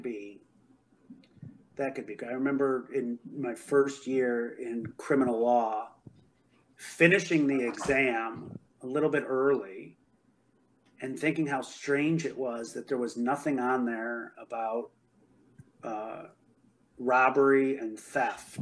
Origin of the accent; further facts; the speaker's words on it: Chicago, Illinois, United States; we're from Chicago